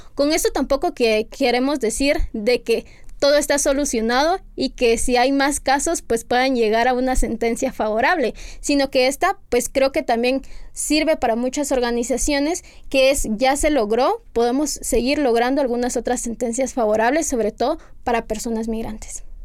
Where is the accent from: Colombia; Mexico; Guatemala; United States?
Guatemala; las personas que somos ciudadanas guatemaltecas